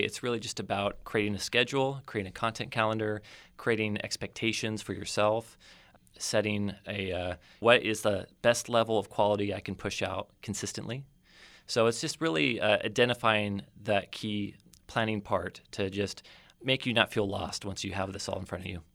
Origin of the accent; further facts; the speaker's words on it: Oceano, California, United States; moved away as an adult; also born or lived in Los Angeles / North Idaho / Rochester, New York / Spokane, Washington; I grew up here in the Central Coast. I, uh, was, uh, raised in Oceano, a proud member of the Oceano community